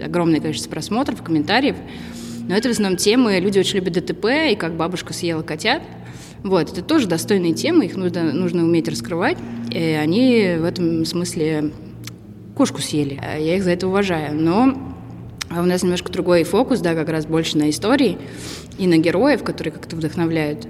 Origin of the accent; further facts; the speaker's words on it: Tula, Tula Oblast, Russia; moved away; also born or lived in Moscow; Я из Тулы. Я переехала отсюда в 2010 году в Москву.